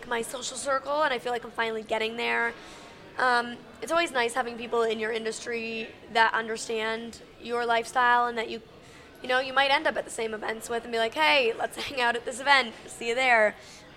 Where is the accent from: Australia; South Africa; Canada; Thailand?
Canada; now in Los Angeles, United States; I'm originally from Canada, but I live in Los Angeles